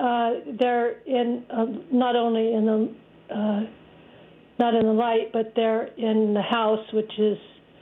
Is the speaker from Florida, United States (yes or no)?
no; Sierra County, California, United States; now in Myrtle Creek, United States; I'm calling Myrtle Creek, Oregon. And nice. I'm from Sierra County, California.